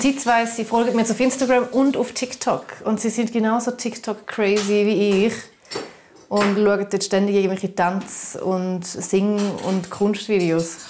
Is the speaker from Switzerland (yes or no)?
yes; Switzerland; moved away; Ich bin ja Schweizerin. Ich bin ja auch in Niederroswil aufgewachsen